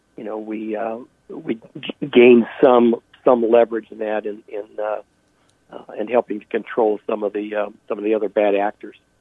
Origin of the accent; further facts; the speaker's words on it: United States; as an American